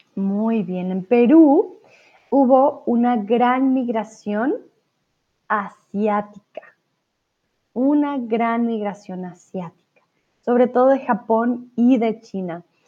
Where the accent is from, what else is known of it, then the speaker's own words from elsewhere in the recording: Colombia; yo soy de Colombia